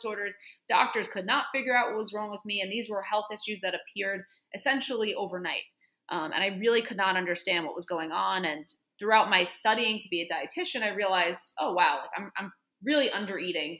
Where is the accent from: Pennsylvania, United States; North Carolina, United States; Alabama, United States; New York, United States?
New York, United States; New York City; I'm a native New Yorker. Always lived in New York